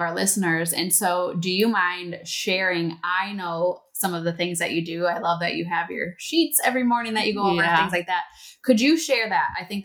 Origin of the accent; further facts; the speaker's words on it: Wisconsin, United States; moved away; I was from Wisconsin